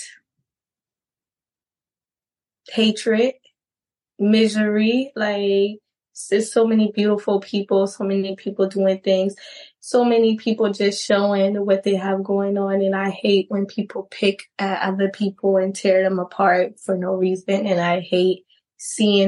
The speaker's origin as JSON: {"language": "English", "town": "Charleston", "region": "South Carolina", "country": "United States", "tie": "born or raised there", "also_born_or_lived": "New York / Atlanta / Florida", "moved": "as an adult", "said": "I am from downtown. I am from Charleston. Originally born and raised in Charleston"}